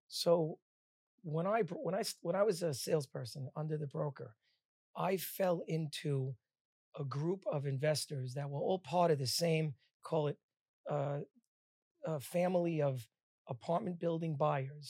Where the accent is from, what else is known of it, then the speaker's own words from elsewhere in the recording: Bradley Beach, New Jersey, United States; also born or lived in Queens, New York; I was born in Bradley Beach, New Jersey.